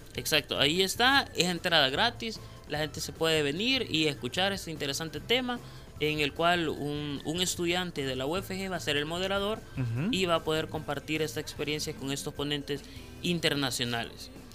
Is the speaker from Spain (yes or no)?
no; El Salvador; podamos nosotros como, eh, como salvadoreños